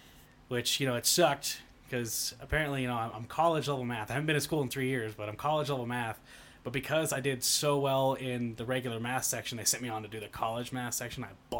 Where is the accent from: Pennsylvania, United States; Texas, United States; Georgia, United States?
Texas, United States; moved away as an adult; I am from Texas. Right. Just moved here in April.